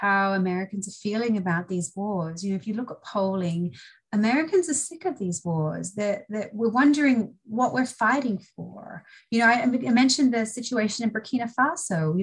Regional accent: Australia; moved away as an adult; now in United States; I'm originally from Australia. I studied law there.

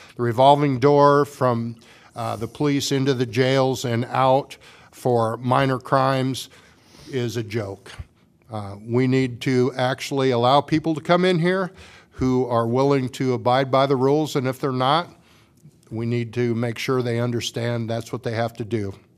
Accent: Washington, Iowa, United States; moved away as an adult; also born or lived in North Liberty; now in Iowa City, United States; I grew up in Washington, Iowa.

